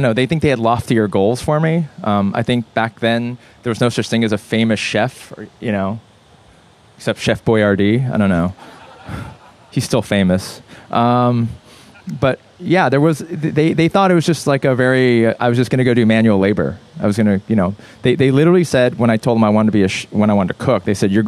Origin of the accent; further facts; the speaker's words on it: Los Angeles, California, United States; also born or lived in Korea; I grew up in Brentwood, and I went to school in Santa Monica. West Side kid.